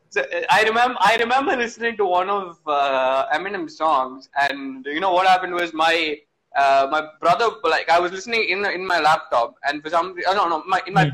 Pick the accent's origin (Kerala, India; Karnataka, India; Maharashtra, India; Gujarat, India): Kerala, India; I grew up in Kerala